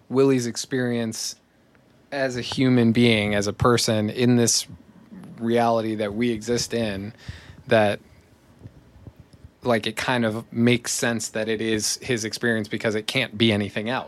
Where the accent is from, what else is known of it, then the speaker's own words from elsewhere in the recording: Dallas, Texas, United States; my hometown of Dallas, Texas.